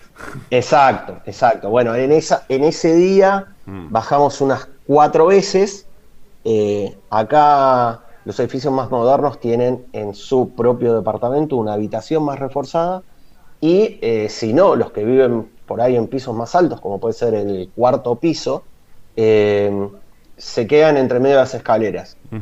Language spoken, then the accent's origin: Spanish; La Plata, Buenos Aires Province, Argentina; moved away as an adult; now in Rishon LeZion, Israel; yo me fui de La Plata a Buenos Aires hace unos 20 años